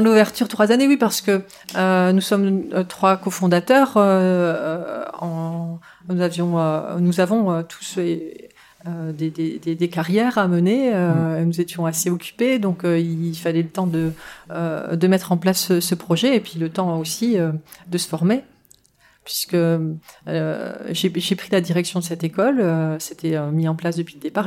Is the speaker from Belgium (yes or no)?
no; France; j'ai bénéficié de cette double culture en grandissant en France